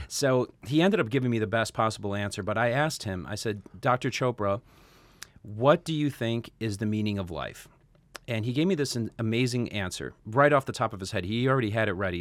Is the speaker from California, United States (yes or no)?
no; Chicago, Illinois, United States; now in Los Angeles, United States; we're both born and raised in Chicago